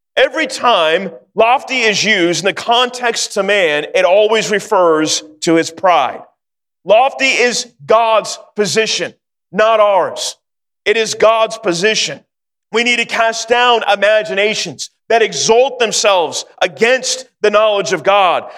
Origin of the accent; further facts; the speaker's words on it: Sacramento, California, United States; also born or lived in North Carolina; I grew up in Sacramento and uh, live in California just about all my life